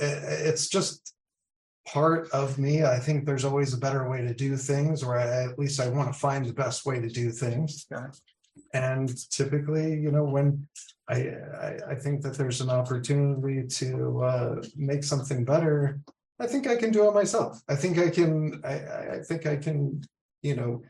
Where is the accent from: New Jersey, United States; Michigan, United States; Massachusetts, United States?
Massachusetts, United States; also born or lived in Rhode Island; now in Maryland, United States; I am living in Maryland currently, but I'm originally from the Northeast, Massachusetts